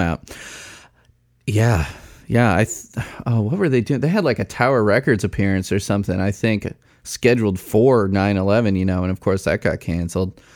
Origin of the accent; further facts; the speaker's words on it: Arlington Heights, Illinois, United States; I grew up in Arlington Heights and went to Buffalo Grove High School